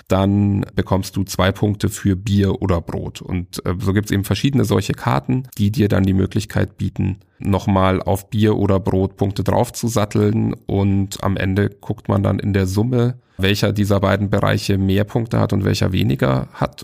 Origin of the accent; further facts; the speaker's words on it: Bavaria, Germany; aus Bayern ausgebürgert werde ich vielleicht trotzdem